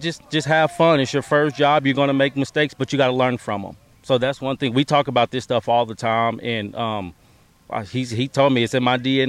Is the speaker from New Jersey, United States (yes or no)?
no; McGregor, Texas, United States; when I grew up in McGregor, we played Marlin.